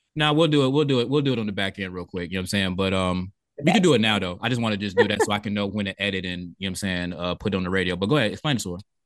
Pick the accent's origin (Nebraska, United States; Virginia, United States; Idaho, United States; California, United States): Virginia, United States; now in Atlanta, United States; I'm from Virginia